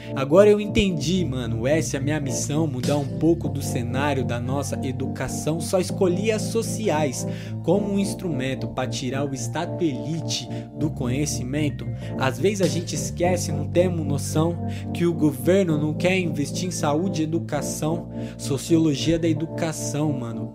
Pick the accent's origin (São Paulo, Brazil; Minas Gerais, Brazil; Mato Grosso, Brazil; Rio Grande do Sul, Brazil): São Paulo, Brazil; Marília; 19 anos, nascido e criado em Marília